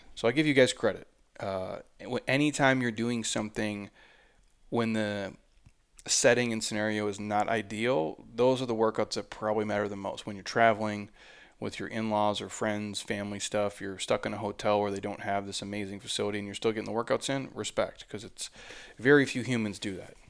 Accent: Midwest, United States; I'm from the Midwest

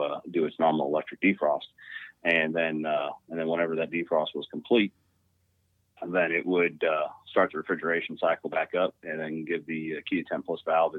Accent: Washington, Missouri, United States; I grew up in Washington, Missouri. So it's just a little outside of St. Louis, Missouri

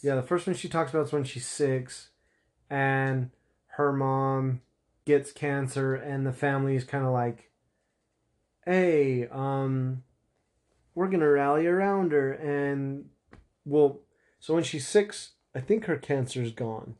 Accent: Utah, United States; I'm from Utah

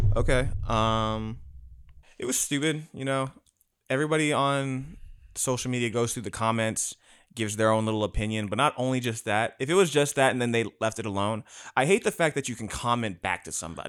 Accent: Hawaii, United States; I don't even know if I'm Hawaiian enough, but I'm from there

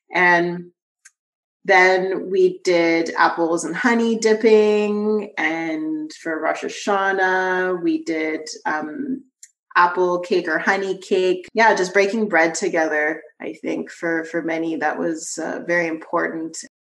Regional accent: Vancouver, British Columbia, Canada; I was born in Vancouver, BC

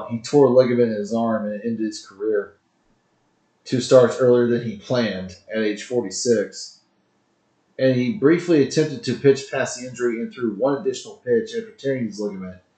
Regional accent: Texas, United States; People because hey, we're from Texas, you know. This Texas.

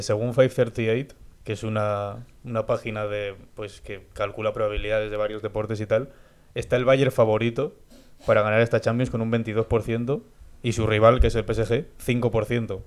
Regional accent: Spain; nota que somos españoles

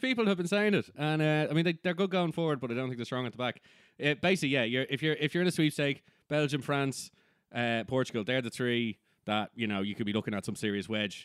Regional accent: Ireland; we're not English

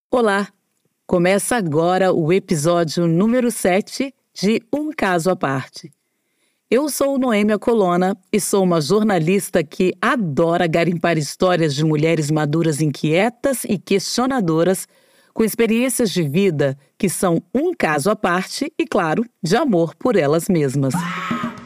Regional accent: Brasília, Federal District, Brazil; Durante a minha adolescência em Brasília

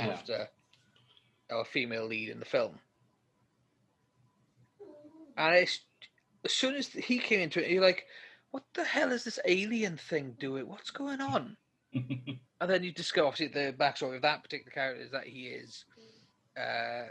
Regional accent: United Kingdom; being British

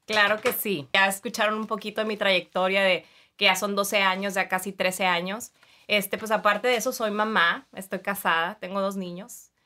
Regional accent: Mexicali, Baja California, Mexico; now in Tijuana, Mexico; soy de Mexicali, entonces mucha parte de mí está allá en Mexicali, pero también aquí en Tijuana, que ya hice mucho mi vida, me casé aquí, este, estudié aquí

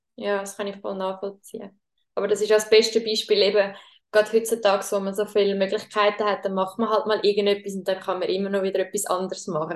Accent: Schwyz, Switzerland; wir sind aber beide im Kanton Schweiz aufgewachsen

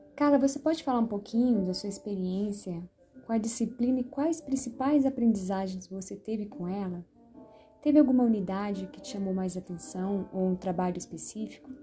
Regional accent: Brasília, Federal District, Brazil; eu sou de Brasília

